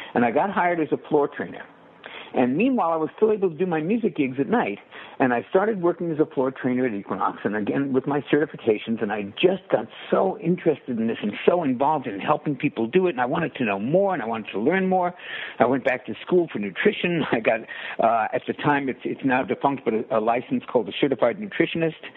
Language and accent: English; New York City, New York, United States; I grew up in New York City